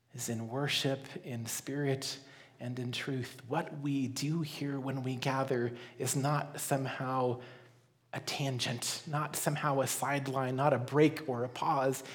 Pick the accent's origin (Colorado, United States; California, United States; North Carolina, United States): Colorado, United States; growing up in Colorado